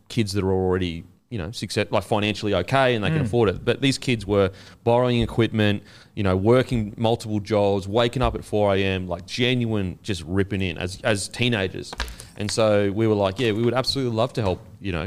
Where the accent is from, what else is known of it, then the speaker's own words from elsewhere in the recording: Gold Coast, Queensland, Australia; now in Sydney, Australia; I'm from the Gold Coast